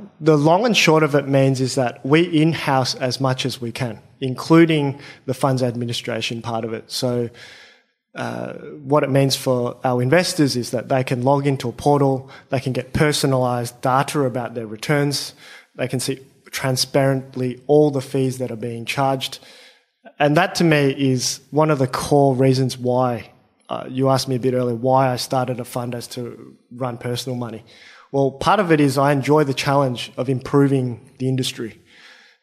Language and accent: English; Australia; I'm Australian-born Chinese